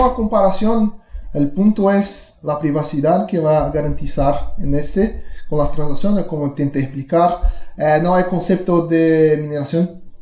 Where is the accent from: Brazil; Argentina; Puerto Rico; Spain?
Brazil; first language Portuguese; Spanish is a second language; soy brasileño